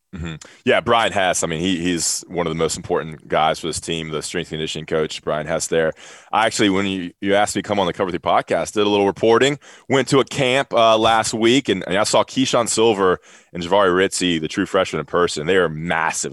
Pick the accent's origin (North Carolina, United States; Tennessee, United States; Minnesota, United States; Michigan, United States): North Carolina, United States; Greensboro; growing up in Greensboro